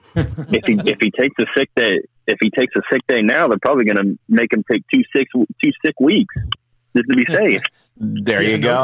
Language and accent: English; Tulsa, Oklahoma, United States; I was born in Tulsa at St. John's, which is exactly two miles away from the expo